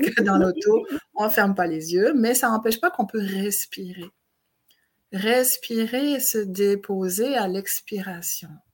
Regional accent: Switzerland; moved away as an adult; now in Montreal, Canada; je viens de Suisse

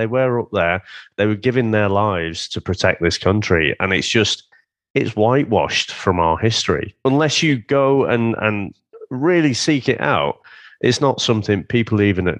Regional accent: United Kingdom

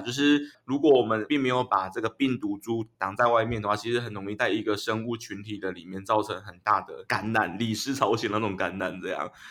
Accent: Yilan County, Taiwan; 我小时候在那个宜兰的那个三合院长大的，隔壁有一嗯。个，有一个阿伯，他是养猪的

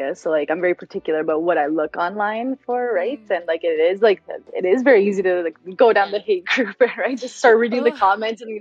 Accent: Edmonton, Alberta, Canada; moved away; I was born and raised in Edmonton

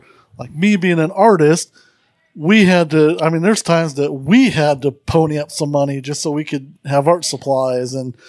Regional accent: Chicago, Illinois, United States; now in Missouri, United States; I'm from Chicago

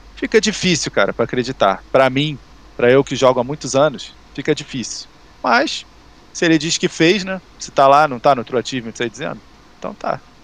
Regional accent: Rio de Janeiro, Brazil; A gente é daqui do Rio

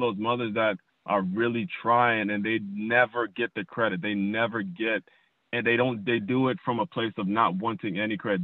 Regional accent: Trinidad & Tobago; now in South Florida, United States; I'm from Trinidad. My family's from Trinidad.

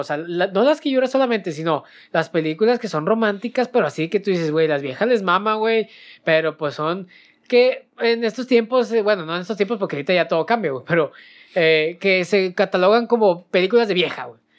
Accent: Monterrey, Nuevo León, Mexico; nosotros somos de Monterrey

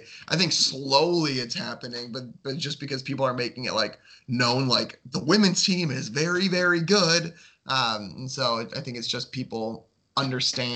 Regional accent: Chicago, Illinois, United States; born or raised there

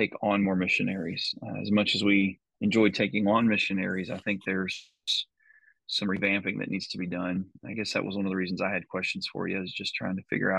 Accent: Decatur, Texas, United States; I'm from Decatur. This is my hometown.

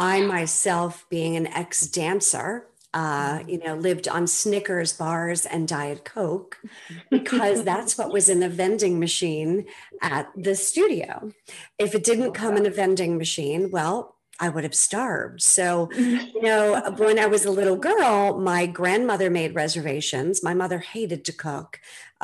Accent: Needham, Massachusetts, United States; I grew up in Needham, just outside of Newton area

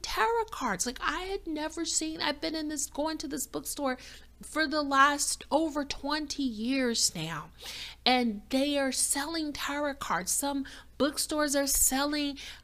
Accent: Chicago, Illinois, United States; moved away as an adult; also born or lived in the South (US); I was born and raised in Chicago, which is one of the coldest cities on the planet

